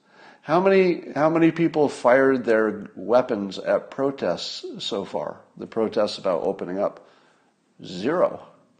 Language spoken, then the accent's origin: English; United States; I'm an American